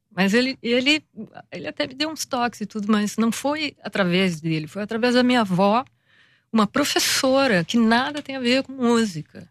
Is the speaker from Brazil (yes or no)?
yes; Rio de Janeiro, Brazil; quando a gente vem do Brasil e, sobretudo, do Rio de Janeiro, especificamente do Rio de Janeiro